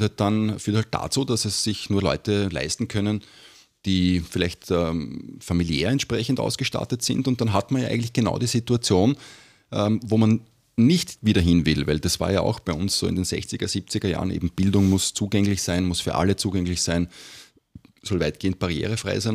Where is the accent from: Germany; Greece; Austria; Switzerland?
Austria; Vienna; bei uns in Wien